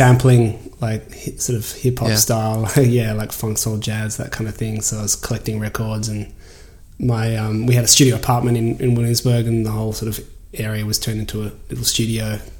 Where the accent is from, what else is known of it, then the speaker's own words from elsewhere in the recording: Australia; accent: Australian; And I think they just straight up hired me for my Australian accent, because it's like, you know, everyone's, oh my God, you're an Aussie.